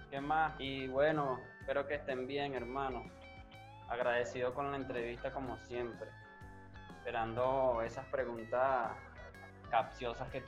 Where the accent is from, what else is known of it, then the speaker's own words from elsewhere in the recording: Caracas, Capital District, Venezuela; Específicamente nosotros somos caraqueños, nacidos y criados allá.